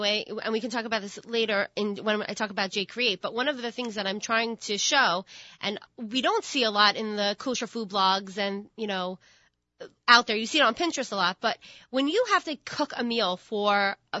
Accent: Long Beach, United States; And then I grew up in Long Beach. I spent my high school years in Long Beach

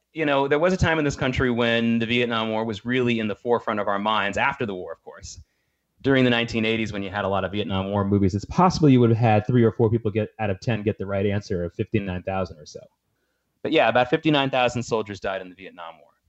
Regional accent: the American South, United States; moved away; also born or lived in Norfolk, Virginia; I spent a lot of my childhood growing up in the American South, and one of the cities I lived in was Norfolk, Virginia

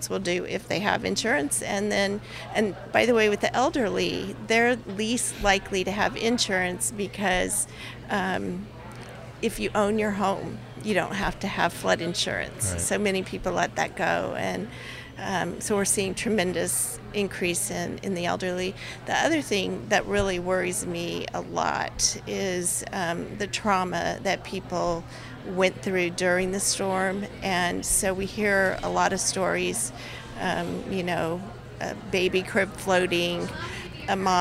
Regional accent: El Paso, Texas, United States; now in Houston, United States; I'm from El Paso

